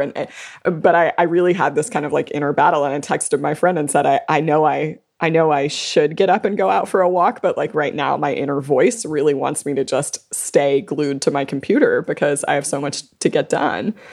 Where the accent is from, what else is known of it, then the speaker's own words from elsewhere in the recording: South Louisiana, United States; I was born and raised in South Louisiana. I live in New Orleans